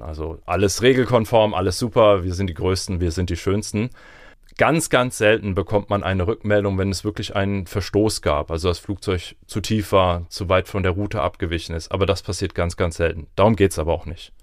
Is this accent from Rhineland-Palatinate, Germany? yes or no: yes; Lörzweiler, Rhineland-Palatinate, Germany; in Lörzwelle, wo ich herkomme